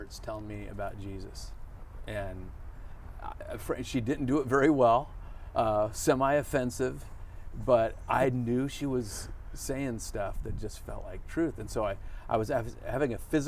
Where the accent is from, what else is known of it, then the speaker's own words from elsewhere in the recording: Santa Cruz, California, United States; grew up in Santa Cruz in the 70s